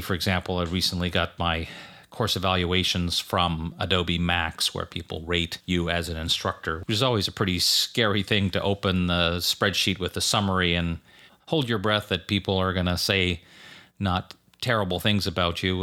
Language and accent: English; Canada; now in United States; I grew up in Canada where Thanksgiving was in, always in October. So when I moved to the U S